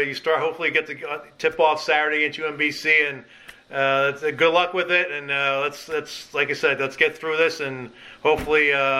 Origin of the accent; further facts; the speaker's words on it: Philadelphia, Pennsylvania, United States; he's from my hometown of Philadelphia